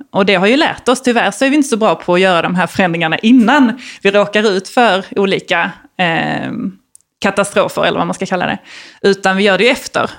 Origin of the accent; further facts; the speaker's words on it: Malmö, Skåne, Sweden; jag är uppvuxen i, i Malmö, eller lite utanför Malmö som man kanske hör